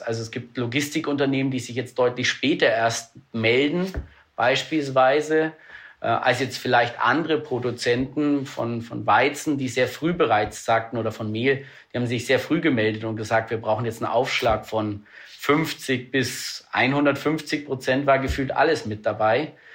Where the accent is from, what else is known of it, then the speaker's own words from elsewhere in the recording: Germany; als Deutsche